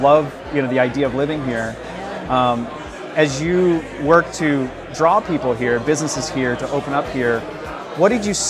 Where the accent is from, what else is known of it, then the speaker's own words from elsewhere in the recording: Detroit, Michigan, United States; now in Florida, United States; I came here from Detroit, came from a very industrial area, son of immigrant parents from the Netherlands.